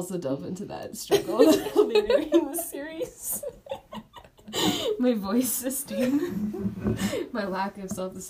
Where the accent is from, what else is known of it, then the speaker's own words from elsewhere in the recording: Calgary, Alberta, Canada; I was born, I was raised in Calgary. I'm 17, I'm in grade 12. Oh yeah … by the way.